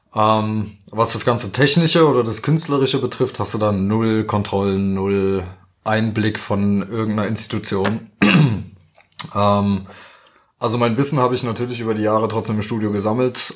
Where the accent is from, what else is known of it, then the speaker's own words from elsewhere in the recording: Roßdorf, Hesse, Germany; also born or lived in Dieburg; now in Darmstadt, Germany; meine Mutter erstmal mit uns Kids nach Dieburg und dann später nach Gundernhausen bei Rossdorf. Da habe ich eigentlich fast meine ganze Jugend auch verbracht